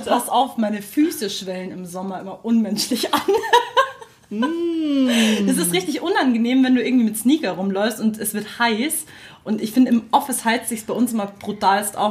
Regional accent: Munich, Bavaria, Germany; ich bin typischer Münchner

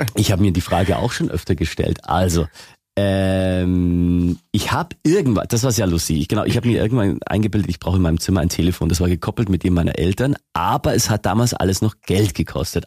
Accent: Lower Bavaria, Germany; moved away as an adult; now in Augsburg, Germany; ich bin in Niederbayern aufgewachsen und da redet noch ganz anders.

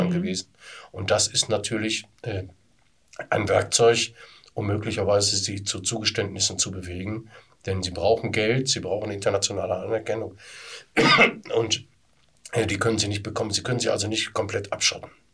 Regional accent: Duisburg, North Rhine-Westphalia, Germany; im Duisburger Norden, in meiner Heimatstadt

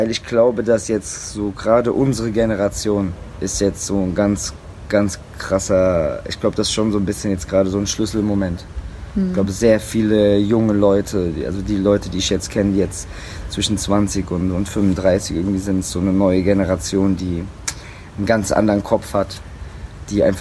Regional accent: Germany; bei uns in Deutschland

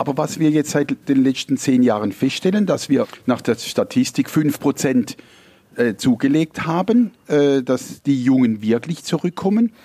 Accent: Markgräflerland, Baden-Württemberg, Germany; moved away as an adult; now in Gutach, Germany; Ich komme ursprünglich aus dem Markgräflerland

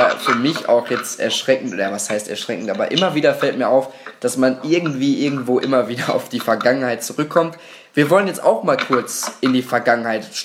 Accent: Gelsenkirchen, North Rhine-Westphalia, Germany; Für mich einfach immer wieder emotional gegen Schalke zu spielen, hier aus der Gegend komme ich ja nämlich aus Gelsenkirchen und dann immer sich gegen die ganzen Schalker behaupten zu müssen

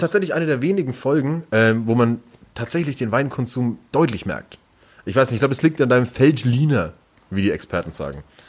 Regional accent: Langenzenn, Bavaria, Germany; moved away as an adult; now in Nuremberg, Germany; Ich komme ja auch eigentlich aus dem Nürnberger Umland oder eher aus dem Viertel Umland

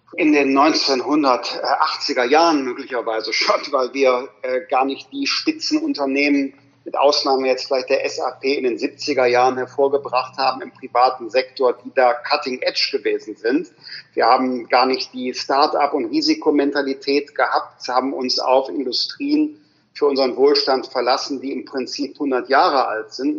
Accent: Rhineland, Germany; ich bin ja Rheinländer

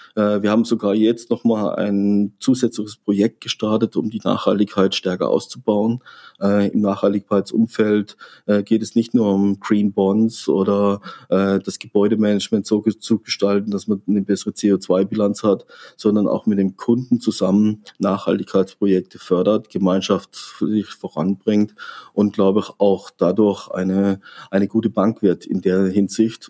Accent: Freiburg, Baden-Württemberg, Germany; now in Frankfurt, Germany; Freiburg ist ähm, mein Geburtsort, mein, meine Heimat, mein Zuhause

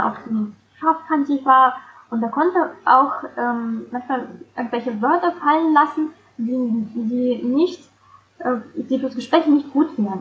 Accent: Saint Petersburg, Russia; moved away as an adult; now in Germany; Ich komme ursprünglich aus St. Petersburg und lebe in Deutschland seit ungefähr 15 Jahren

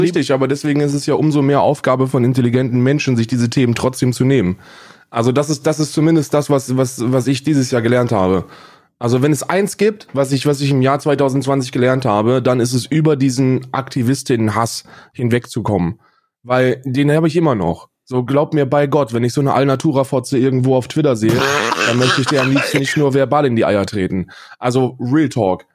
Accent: Northern Hesse, Germany; now in Berlin, Germany; ich bin ja ein Wessi, ich bin ja in, in Nordhessen aufgewachsen, mein Leben lang

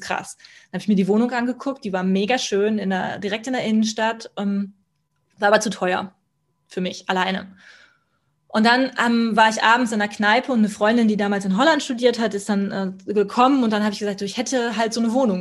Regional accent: Kempten, Bavaria, Germany; ich bleibe in Kempten, in meiner, meiner Heimatstadt

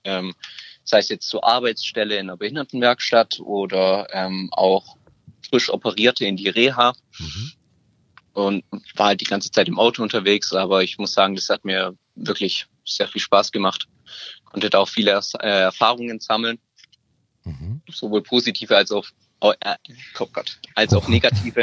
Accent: Stuttgart, Baden-Württemberg, Germany; ich komme aus Stuttgart.

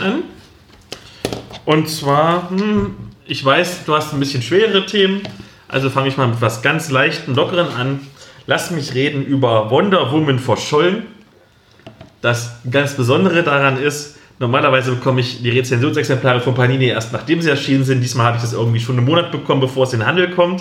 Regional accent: Halle, Saxony-Anhalt, Germany; moved away; dem Plattenbau statt, aus dem ich komme, in dem ich gewohnt habe

